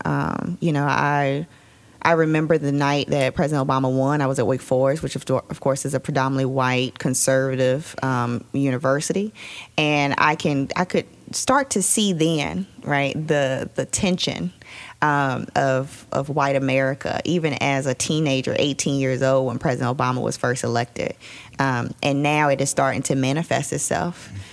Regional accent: Roanoke, Virginia, United States; moved away; I'm from Roanoke originally, moved back about two years ago

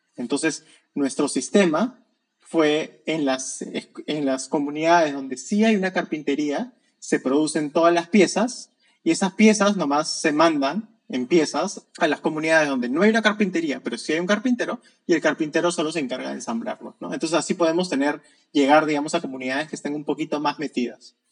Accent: Peru; soy de Perú

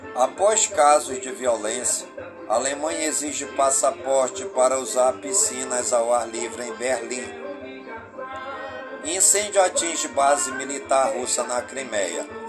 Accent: Careiro da Várzea, Amazonas, Brazil; Careiro da Várzea, minha cidade natal.

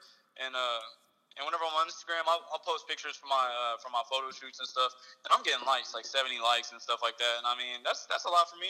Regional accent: Ganado, Texas, United States; now in Victoria, United States; I grew up in Ganado

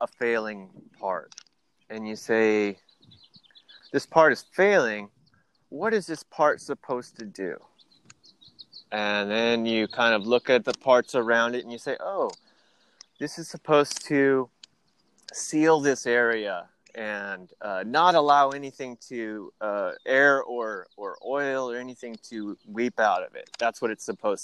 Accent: Midwest, United States; I grew up in the Midwest

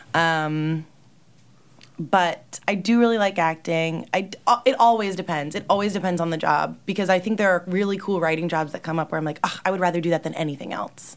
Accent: New Jersey, United States; moved away as an adult; now in New York City, United States; I'm from Jersey

